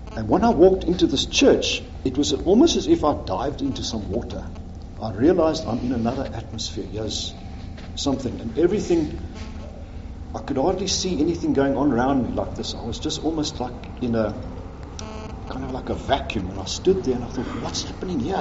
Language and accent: English; Pretoria, Gauteng, South Africa; moved away as an adult; also born or lived in Johannesburg / England; So I was born in Pretoria. I grew up there.